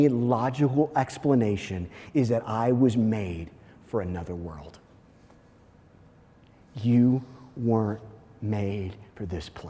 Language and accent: English; Kansas City, Missouri, United States; I actually grew up in Missouri, but very close to the Kansas line